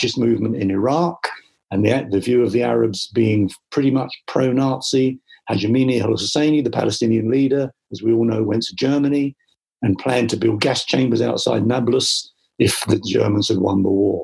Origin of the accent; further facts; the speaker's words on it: London, United Kingdom; I was brought up with that in the East End when I went to school.